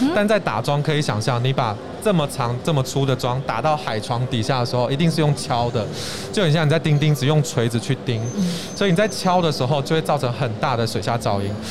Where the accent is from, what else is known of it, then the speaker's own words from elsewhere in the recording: Taiwan; 我自己本身也是台湾人，所以啊，我现在在一个就是欧洲公司跟台湾公司的合资公司工作